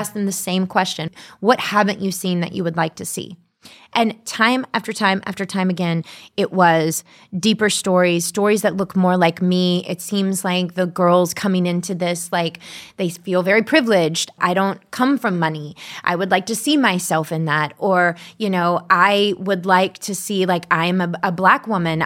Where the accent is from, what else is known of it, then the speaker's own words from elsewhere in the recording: the South, United States; growing up in the South.